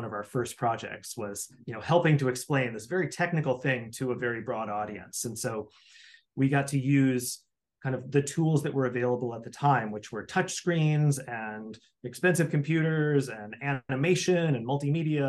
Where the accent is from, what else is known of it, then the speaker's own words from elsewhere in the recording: Midwest, United States; I grew up in the Midwest